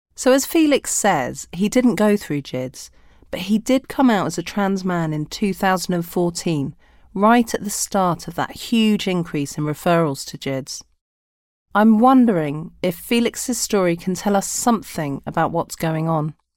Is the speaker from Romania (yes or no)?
no; London, United Kingdom; I'm a Londoner